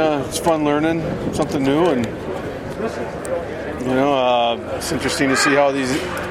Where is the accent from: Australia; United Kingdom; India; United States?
United States; Oshkosh, Wisconsin; Here in Oshkosh, actually.